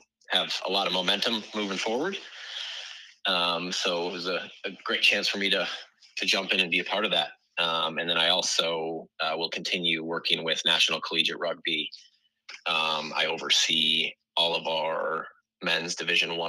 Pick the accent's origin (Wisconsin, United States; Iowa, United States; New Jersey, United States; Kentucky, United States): Wisconsin, United States; moved away as an adult; also born or lived in Connecticut; now in Madison, United States; I'm originally from Wisconsin